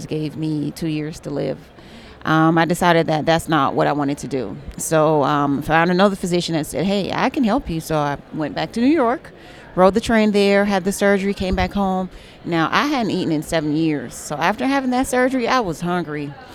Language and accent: English; Jamaica; I'm from Jamaica, which is the Caribbean.